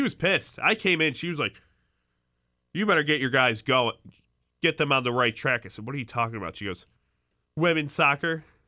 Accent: Chicago, Illinois, United States; moved away; I'm from Chicago

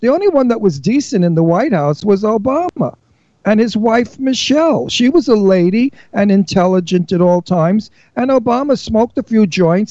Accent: New York City, New York, United States; I grew up in Astoria, Queens, during the war, in a cold water flat.

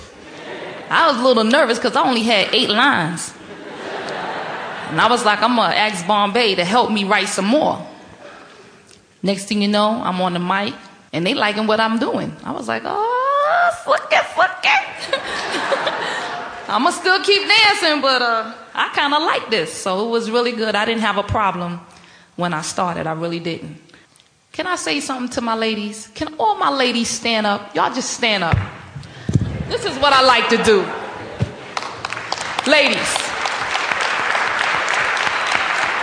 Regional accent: New York City, New York, United States; I grew up in the largest housing project in the world, which is Queensbridge Public Housing

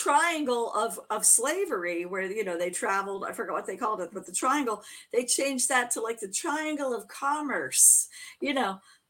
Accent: Florida, United States; I was born in Florida.

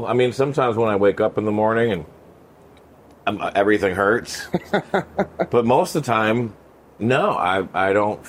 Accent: Vermont, United States; born or raised there

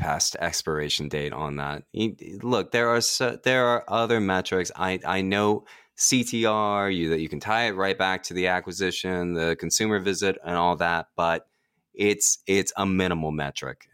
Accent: Washington, District of Columbia, United States; I go to Washington Post all the time, um, my hometown newspaper

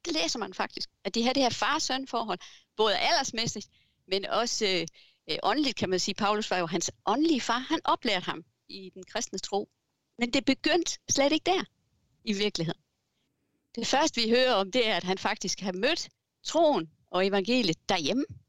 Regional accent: Southern Jutland, Denmark; now in Fredericia, Denmark; Jeg er sønderjyde

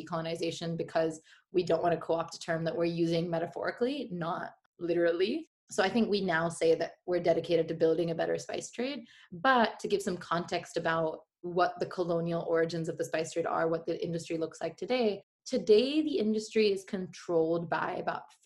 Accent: India; moved away as an adult; also born or lived in Gujarat / San Francisco; I have so much pride for being Indian and for sourcing from India

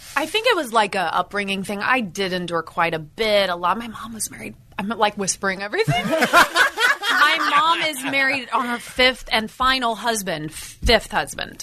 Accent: Indiana, United States; moved away as an adult; also born or lived in San Francisco; now in Los Angeles, United States; I was from Indiana, born and raised in the Midwest, farm girl.

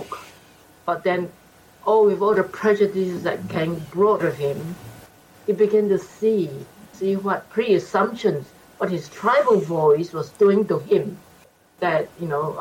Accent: Singapore; moved away as an adult; now in Australia; I was born in Singapore, and I came here in 74.

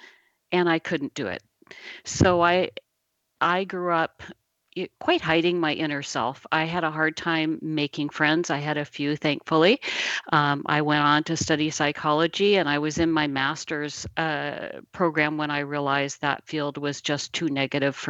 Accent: Midwest, United States; I was born in the Midwest in a tiny little town

